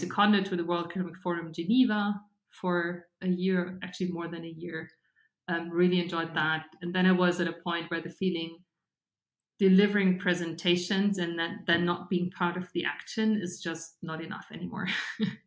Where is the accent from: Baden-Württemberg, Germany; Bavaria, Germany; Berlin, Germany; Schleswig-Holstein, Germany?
Bavaria, Germany; Regensburg; now in Munich, Germany; I grew up in Bavaria, um, so in the southern part of Germany, and about like an hour away from from Munich in a town called Regensburg